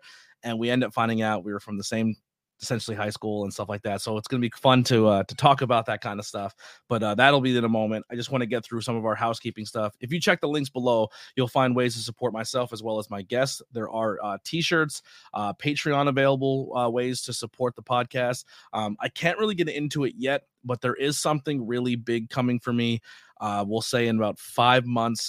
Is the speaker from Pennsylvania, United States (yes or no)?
yes; Schuylkill County, Pennsylvania, United States; born or raised there